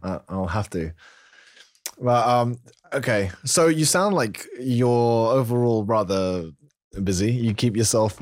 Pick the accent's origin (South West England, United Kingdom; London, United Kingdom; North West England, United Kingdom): London, United Kingdom; now in York, United Kingdom; I'm from London originally, but like now we live sort of in the north, near York, in the UK.